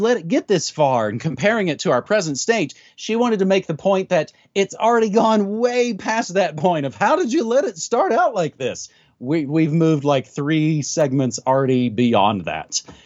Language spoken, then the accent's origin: English; United States; I grew up down here in the States